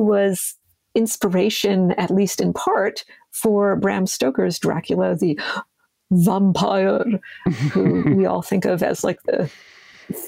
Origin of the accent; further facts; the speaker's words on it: Pennsylvania, United States; I'm from Pennsylvania